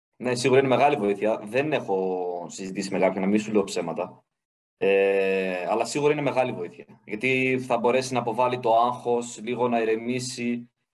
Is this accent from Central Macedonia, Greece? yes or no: yes; Griva, Central Macedonia, Greece; also born or lived in Thessaloniki; Ήμουνα στο χωριό μου, στη Γρήβα